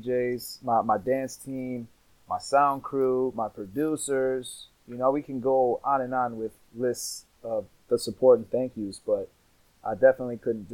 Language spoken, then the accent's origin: English; Mount Clemens, Michigan, United States; Mount Clemens is my hometown